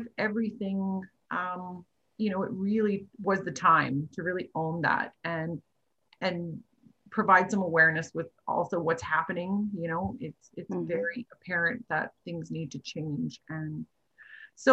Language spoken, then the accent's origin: English; Faust, Alberta, Canada; also born or lived in High Prairie; I was actually born in High Prairie and I grew up in Faust